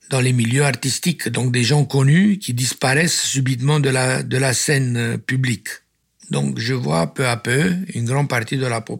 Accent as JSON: {"language": "French", "country": "Romania", "said": "Ah oui, ah oui, je suis roumain"}